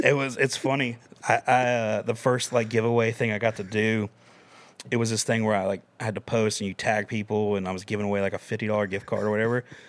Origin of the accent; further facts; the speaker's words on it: Camden County, Georgia, United States; moved away as an adult; now in Nashville, United States; I'm from Camden County, Georgia